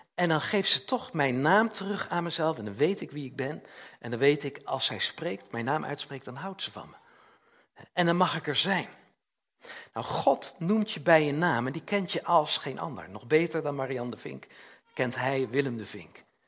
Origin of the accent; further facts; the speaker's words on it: Utrecht, Netherlands; in Utrecht, waar ik, waar ik vandaan kwam